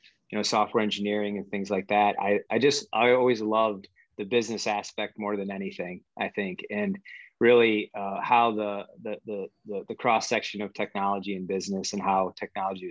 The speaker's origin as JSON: {"language": "English", "region": "Michigan", "country": "United States", "tie": "born or raised there", "also_born_or_lived": "North Carolina", "said": "I grew up in Michigan, studying computer science"}